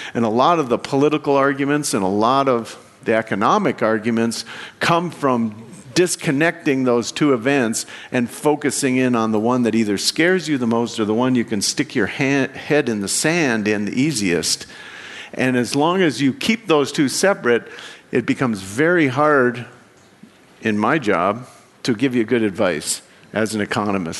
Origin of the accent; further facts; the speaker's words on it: Wyoming, United States; I come from Wyoming, and if you've never been in Wyoming, uh, it's half a million people in the whole state